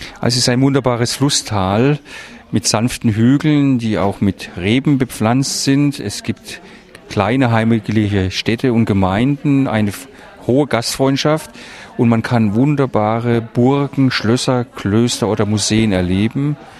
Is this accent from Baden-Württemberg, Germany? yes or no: yes; Wertheim, Baden-Württemberg, Germany; das ist meine Heimatstadt